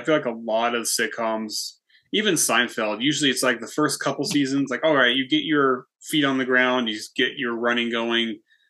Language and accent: English; Campo, California, United States; Marina. Yeah. So I grew up here. So pretty much outside of the city all the time. So for us, the city was El Cajon.